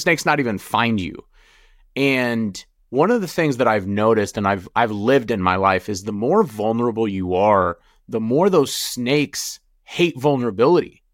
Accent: United States; also born or lived in Jordan; Growing up in America

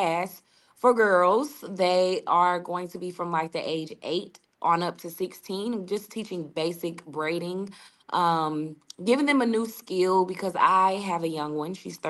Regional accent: St. Louis, Missouri, United States; also born or lived in Seattle, Washington; Originally, I'm from Seattle, Washington, but I moved here as a girl, and I grew, and St. Louis has made me. This is my home

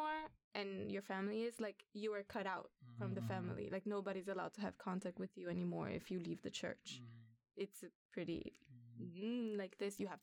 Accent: Brazil; now in Sweden; I was born in Brazil

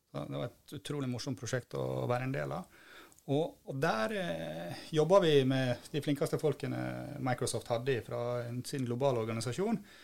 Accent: Bremanger, Vestland, Norway; moved away; also born or lived in Bergen; jeg kommer da fra Bremanger, som er en holm ute, ute i havet. Jeg har dessverre ikke bodd der på over 30 år

